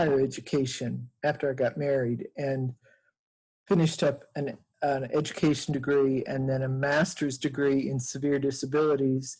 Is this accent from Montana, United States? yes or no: yes; Montana, United States; I grew up in the state of Montana. And in a small town between Helena and Butte on the Continental Divide.